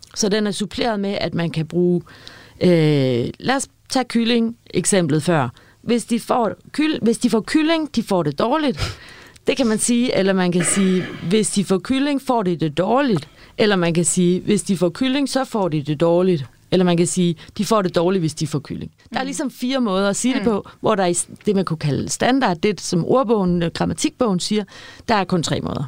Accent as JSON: {"language": "Danish", "town": "Aarhus", "region": "Central Denmark Region", "country": "Denmark", "tie": "born or raised there", "also_born_or_lived": "Copenhagen", "said": "vi boede i København de første tre år, og så startede jeg børnehaven og flyttede til Aarhus"}